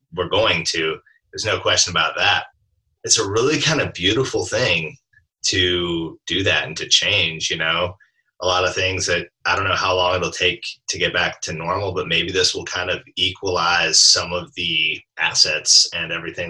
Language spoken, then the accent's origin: English; Alaska, United States; I grew up in Alaska